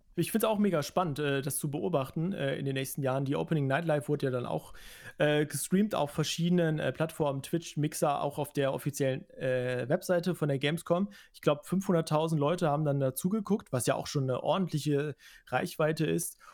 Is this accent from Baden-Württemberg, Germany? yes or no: no; Cologne, North Rhine-Westphalia, Germany; als Kölner